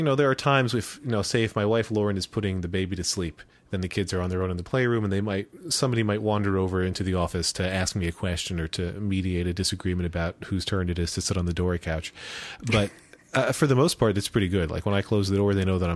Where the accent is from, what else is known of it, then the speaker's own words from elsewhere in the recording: Wyomissing, Pennsylvania, United States; I grew up in Wyomissing